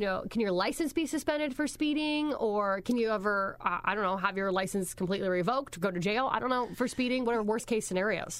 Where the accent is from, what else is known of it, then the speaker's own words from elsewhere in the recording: Pennsylvania, United States; moved away; also born or lived in Indiana / Ohio; I'm originally from Pennsylvania